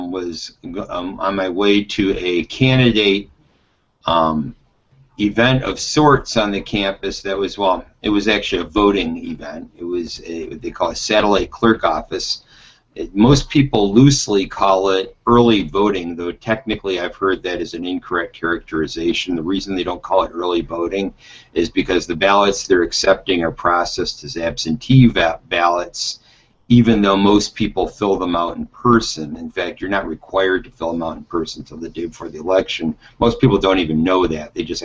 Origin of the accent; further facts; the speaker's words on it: Detroit, Michigan, United States; I grew up in Detroit.